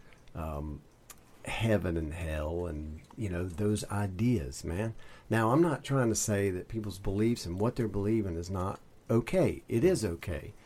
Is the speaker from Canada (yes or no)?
no; the Bible Belt, the South, United States; I am a Southern boy, and so I grew up in the Bible Belt